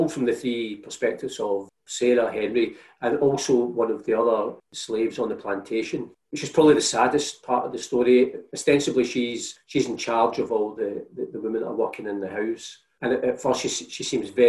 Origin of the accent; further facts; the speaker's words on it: Scotland, United Kingdom; I remember being at school as a teenager, and we would have been, as Catholics, quite wary and suspicious of independent Scotland and emblems of Scottishness